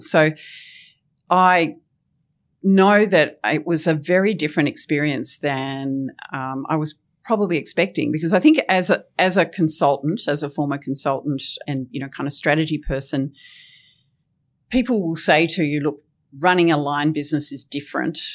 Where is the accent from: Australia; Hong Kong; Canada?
Australia; Tasmania; I loved growing up in Tasmania